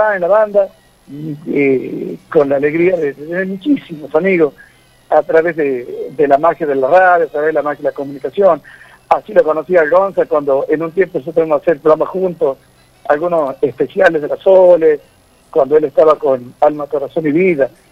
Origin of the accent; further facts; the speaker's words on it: Cosquín, Córdoba, Argentina; mi padre, nosotros somos todos de Cosquín, provincia de Córdoba